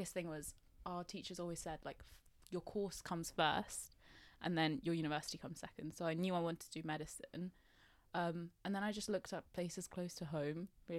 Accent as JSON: {"language": "English", "town": "Reading", "region": "South East England", "country": "United Kingdom", "also_born_or_lived": "Nepal", "said": "I'm from Reading, so I live quite close to Oxford. Like, my home address is quite close. I was born in Nepal. So, yep, a BAME student."}